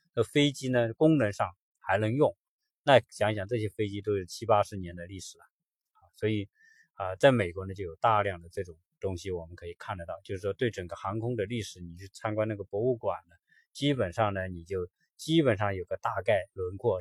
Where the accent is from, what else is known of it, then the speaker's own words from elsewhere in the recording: China; 我们中国人